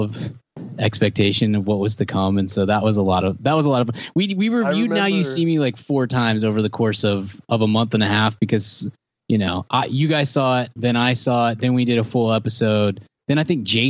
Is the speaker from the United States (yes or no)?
no; Canada; we're Canadian